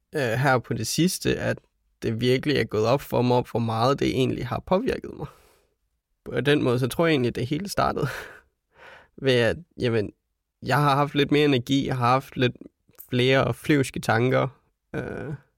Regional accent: Denmark; vi som danskere

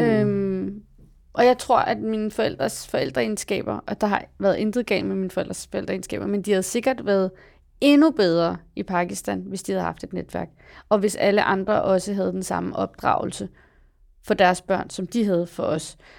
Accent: Copenhagen, Capital Region of Denmark, Denmark; jeg voksede op i Valby

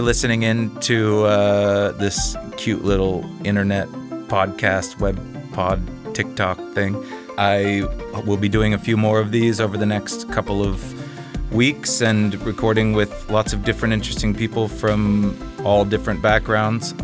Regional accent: Seattle, Washington, United States; now in Copenhagen, Denmark; I'm from Seattle.

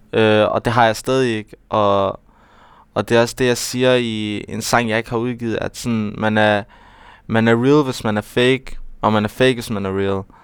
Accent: Aarhus, Central Denmark Region, Denmark; det er jo der, jeg kommer fra, og det er jo, det er jo der, hvor jeg, hvor jeg er opvokset

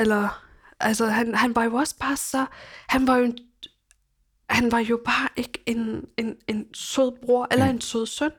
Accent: Copenhagen, Capital Region of Denmark, Denmark; mit barndomshjem ligger i på Amager

